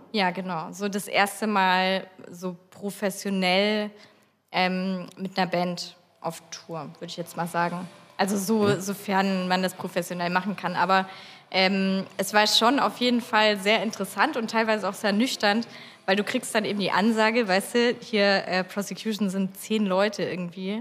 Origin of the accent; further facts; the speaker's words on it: Lindenberg im Allgäu, Bavaria, Germany; also born or lived in Lindau; ich komme ursprünglich aus Lindenberg im Allgäu